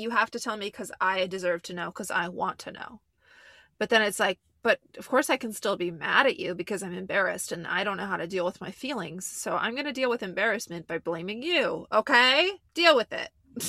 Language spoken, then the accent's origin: English; New Jersey, United States; and I'm from Central Jersey